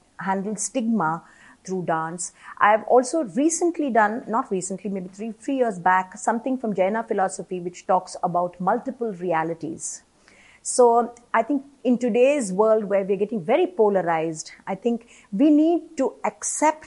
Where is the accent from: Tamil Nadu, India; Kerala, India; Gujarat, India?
Kerala, India; I come from Kerala and I remember in my ancestral home, there was a separate room for the women who would be having their periods